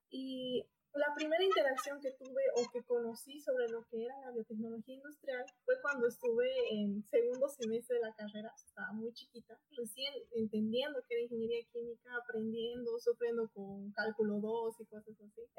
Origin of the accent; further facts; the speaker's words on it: Potosí, Bolivia; moved away as an adult; also born or lived in Sucre, Bolivia; now in Hermosillo, Mexico; Yo nací en la ciudad de Potosí, actualmente tengo 27 años